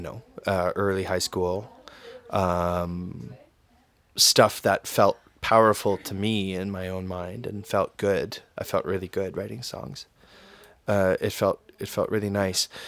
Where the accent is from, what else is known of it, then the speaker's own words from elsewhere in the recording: Windsor, Ontario, Canada; also born or lived in Toronto; I love my hometown